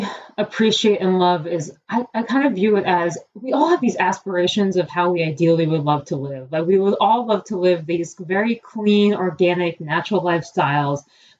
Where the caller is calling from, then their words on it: Cleveland, Ohio, United States; I'm actually dialing in from Cleveland, Ohio. I usually work out of Cincinnati